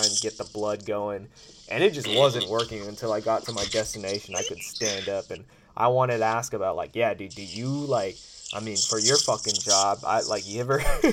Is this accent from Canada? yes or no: no; California, United States; I'm from California